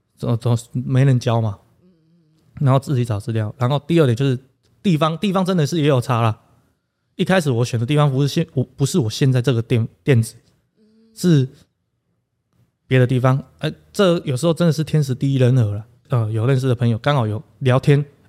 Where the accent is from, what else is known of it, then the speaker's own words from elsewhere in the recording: Puzi, Chiayi County, Taiwan; 我为什么要打家乡的铺子